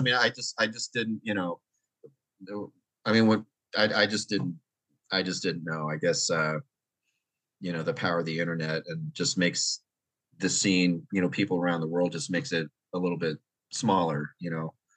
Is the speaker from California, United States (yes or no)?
yes; Oakland, California, United States; originally I'm from the Bay Area, uh, Oakland, San Francisco Bay Area